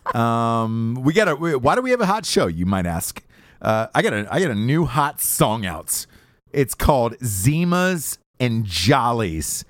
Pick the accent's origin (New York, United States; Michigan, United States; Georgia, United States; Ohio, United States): Georgia, United States; born or raised there